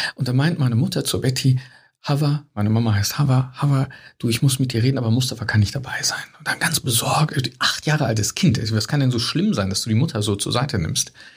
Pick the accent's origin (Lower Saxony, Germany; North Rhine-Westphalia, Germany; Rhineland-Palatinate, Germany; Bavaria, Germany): North Rhine-Westphalia, Germany; East Westphalia-Lippe, near Bielefeld, Herford; moved away; ich komme ursprünglich aus Westfalen, aus Ostwestfalen-Lippe heißt das, aus der Nähe von Bielefeld, Herford